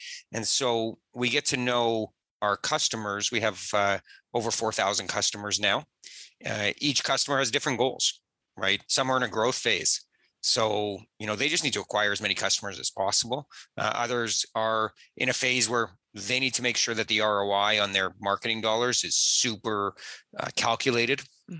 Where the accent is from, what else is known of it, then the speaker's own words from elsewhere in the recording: Toronto, Ontario, Canada; Yeah, I'm born and raised in Toronto. And like most Canadians, grew up learning to skate young